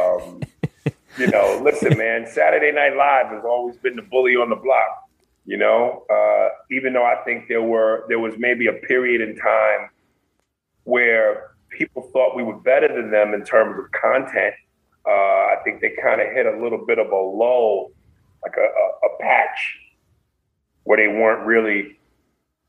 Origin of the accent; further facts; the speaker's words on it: New York City, New York, United States; now in Los Angeles, United States; I'm from Brooklyn. I'm from New York